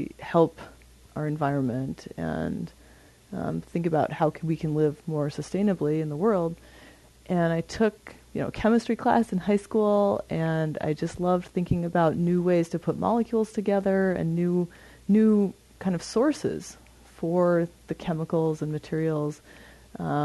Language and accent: English; Montana, United States; I grew up in Montana and in a family that was really into being outside